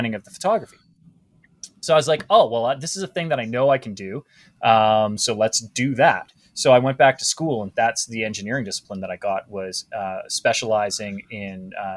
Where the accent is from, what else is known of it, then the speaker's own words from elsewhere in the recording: Canada; I'm a Canadian